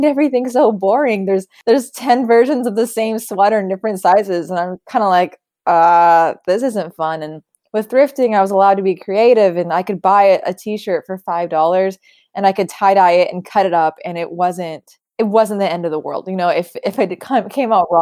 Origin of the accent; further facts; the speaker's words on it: Sacramento, California, United States; Lady Bird was my childhood. That was me growing up in Sacramento.